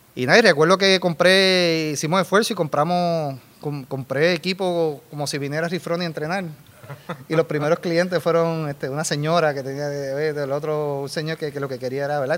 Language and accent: Spanish; Dorado, Puerto Rico; also born or lived in Los Angeles / San Diego; soy de Dorado toda la vida.